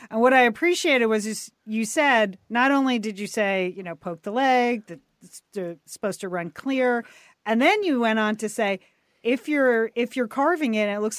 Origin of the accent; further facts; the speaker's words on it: New England, United States; now in Los Angeles, United States; I'm from New England.